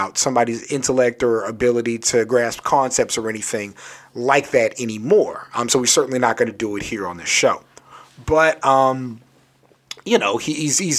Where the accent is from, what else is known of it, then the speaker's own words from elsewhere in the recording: Southern Maryland, United States; I grew up Southern Maryland